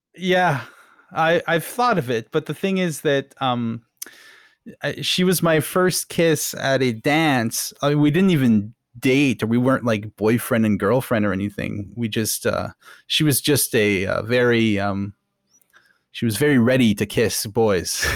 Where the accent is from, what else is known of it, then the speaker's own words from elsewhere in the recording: Ottawa, Ontario, Canada; I was growing up in Ottawa, which is, uh, near Montreal, basically